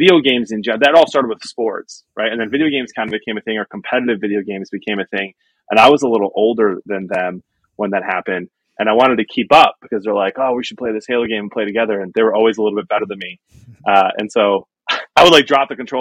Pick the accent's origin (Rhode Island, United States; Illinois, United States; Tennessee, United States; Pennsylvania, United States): Illinois, United States; Chicago; also born or lived in Detroit, Michigan; Grew up in the Chicagoland area with my mom, dad, and 2 siblings